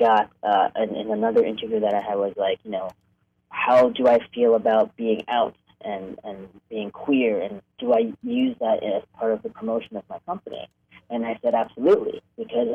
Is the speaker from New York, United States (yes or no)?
yes; New York, United States; moved away as an adult; also born or lived in Hong Kong; now in Los Angeles, United States; I grew up in New York. I was born in Hong Kong, but I grew up in New York and moved to L.A. for college in 1993.